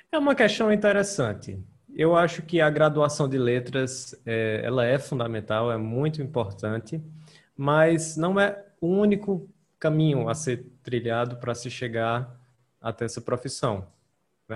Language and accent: Portuguese; Ceará, Brazil; eu sou do Ceará